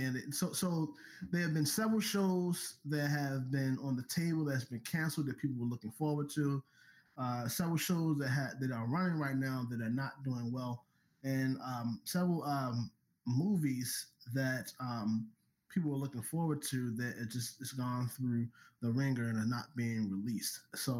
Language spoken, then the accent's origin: English; Baltimore, Maryland, United States; now in Atlanta, United States; I'm from Baltimore